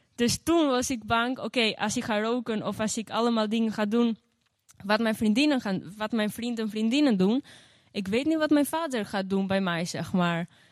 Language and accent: Dutch; Gjirokastër, Gjirokastër County, Albania; now in Netherlands; in Girocastro, mijn geboorteplaats. En ehm, daar ben ik dus opgegroeid